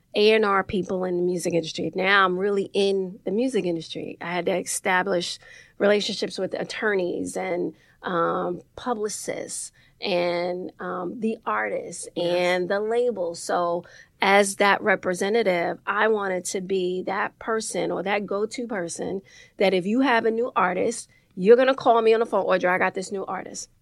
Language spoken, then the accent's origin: English; New York City, New York, United States; also born or lived in Harlem; I grew up in the Bronx, um, Soundview projects.